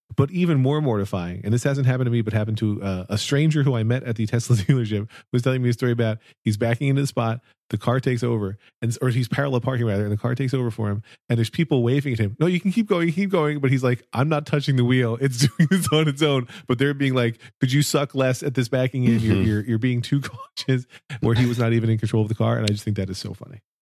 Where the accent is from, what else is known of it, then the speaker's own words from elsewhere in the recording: Pennsylvania, United States; now in New Jersey, United States; I grew up in Pennsylvania